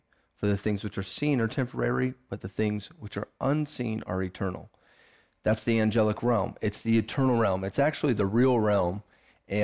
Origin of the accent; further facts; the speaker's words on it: Lansing, Michigan, United States; born there; Well, I was born in Lansing, Michigan, to some amazing parents that love the Lord with all of their heart.